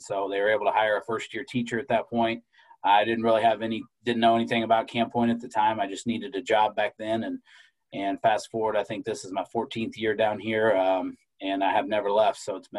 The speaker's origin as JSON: {"language": "English", "town": "New Boston", "region": "Illinois", "country": "United States", "said": "Yeah, so I'm from a small town, New Boston, Illinois, in West Central Illinois."}